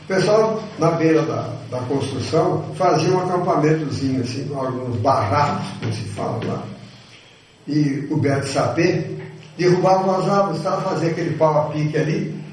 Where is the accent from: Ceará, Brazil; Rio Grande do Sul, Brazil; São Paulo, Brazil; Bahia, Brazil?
São Paulo, Brazil; moved away; also born or lived in Minas Gerais; Eu sou paulista de nascimento, sei disso.